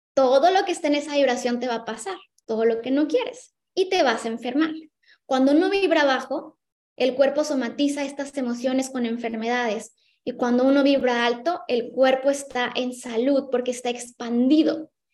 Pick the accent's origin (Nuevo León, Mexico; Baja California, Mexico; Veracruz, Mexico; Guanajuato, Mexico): Baja California, Mexico; Ensenada; moved away as an adult; now in Cancún, Mexico; soy de Ensenada, Baja California, del norte